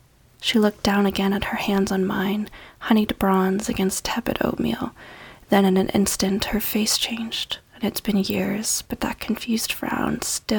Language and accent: English; Kitchener, Ontario, Canada; I'm a writer from Kitchener, Ontario.